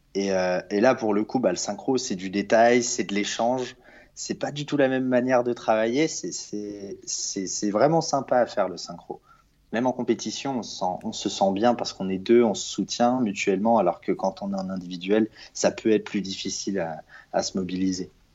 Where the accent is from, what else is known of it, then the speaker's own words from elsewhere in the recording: Lyon, Auvergne-Rhône-Alpes, France; also born or lived in Strasbourg; now in Paris, France; je suis de Lyon